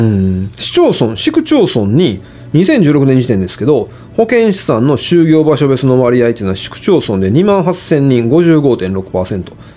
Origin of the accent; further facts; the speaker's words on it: Kansai, Japan; also born or lived in Tokyo; やっぱり関西人としては